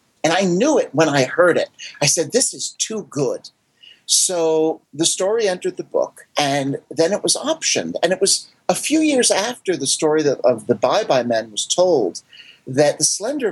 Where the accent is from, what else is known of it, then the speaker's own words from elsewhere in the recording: Paramus, New Jersey, United States; Where I grew up in Paramus, New Jersey